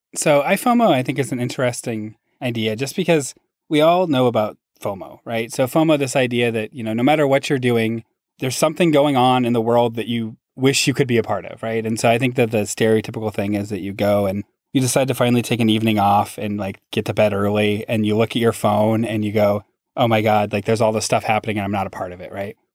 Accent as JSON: {"language": "English", "town": "Seattle", "region": "Washington", "country": "United States", "tie": "born or raised there", "also_born_or_lived": "Massachusetts", "moved": "as an adult", "said": "my hometown in Seattle"}